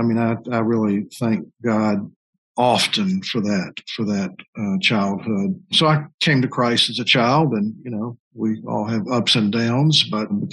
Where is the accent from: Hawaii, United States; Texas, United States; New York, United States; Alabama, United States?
Alabama, United States; Birmingham; I grew up in Birmingham, not too far from Beeson